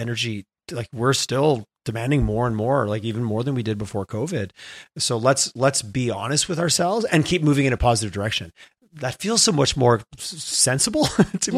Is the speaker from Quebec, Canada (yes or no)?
yes; Montreal, Quebec, Canada; moved away as an adult; now in Alberta, Canada; I'm from Montreal. It's a cool place to be from